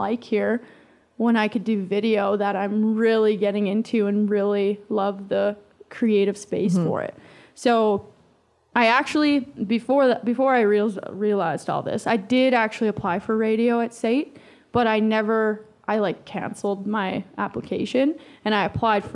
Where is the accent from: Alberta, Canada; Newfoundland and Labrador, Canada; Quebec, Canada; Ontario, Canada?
Alberta, Canada; High River; I'm from High River, so I worked at the radio station in High River